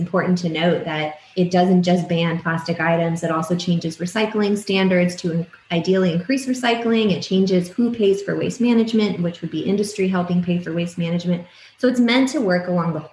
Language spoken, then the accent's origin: English; Tucson, Arizona, United States; now in Toronto, Canada; I grew up in Tucson, Arizona